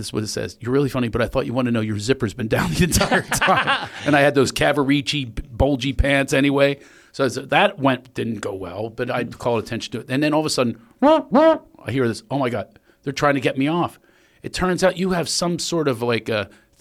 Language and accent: English; Philadelphia, Pennsylvania, United States; I'm from Philly